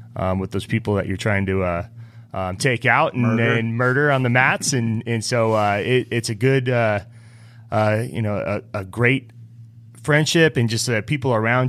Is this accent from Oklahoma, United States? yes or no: no; Reno, Nevada, United States; I'm from Reno, Nevada. {S0} Yeah. {S3} You know, I grew up in the mountains outside of Reno, and we were always outdoorsy.